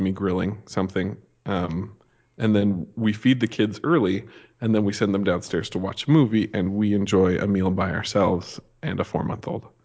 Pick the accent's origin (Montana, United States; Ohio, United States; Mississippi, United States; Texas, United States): Montana, United States; also born or lived in Las Vegas; now in Idaho Falls, United States; I grew up in Montana